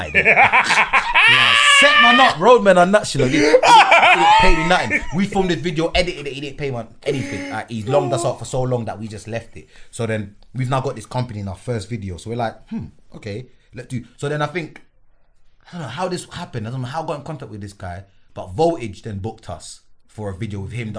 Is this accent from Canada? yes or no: no; London, United Kingdom; I'm this kid from Northwest